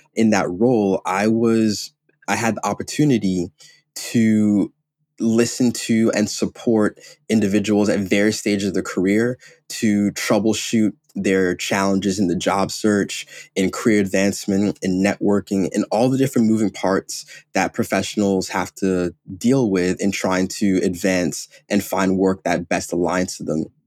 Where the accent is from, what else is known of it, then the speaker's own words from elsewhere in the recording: Ghana; moved away; I'm Ghanaian, I'm African